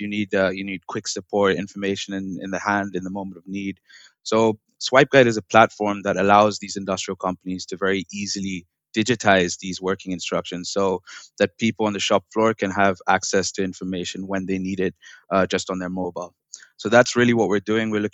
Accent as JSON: {"language": "English", "town": "New Delhi", "region": "Delhi", "country": "India", "also_born_or_lived": "England", "moved": "yes", "lives_now": "Leiden, Netherlands", "said": "I'm originally from India"}